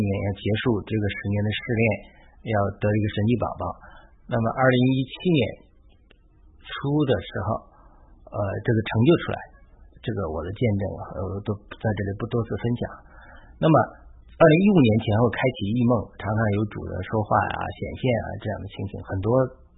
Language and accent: Chinese; China; moved away as an adult; now in United States; 神用我的农村老家来代表中国。